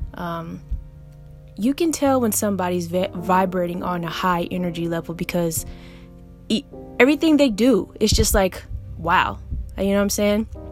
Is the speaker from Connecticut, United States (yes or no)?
no; Augusta, Georgia, United States; moved away as an adult; also born or lived in England; now in New York, United States; Yes, I was raised in Augusta, Georgia. Not born, I was born in England actually, but I was raised in a 706 Richmond County, Augusta, Georgia